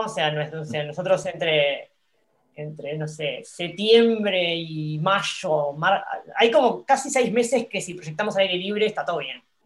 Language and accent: Spanish; Uruguay; somos poquitos los, uruguayos